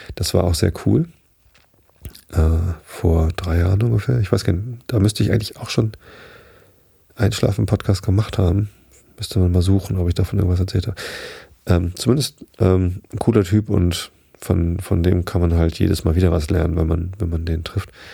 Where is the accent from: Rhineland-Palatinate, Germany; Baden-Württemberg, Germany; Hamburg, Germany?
Hamburg, Germany; bei uns in Hamburg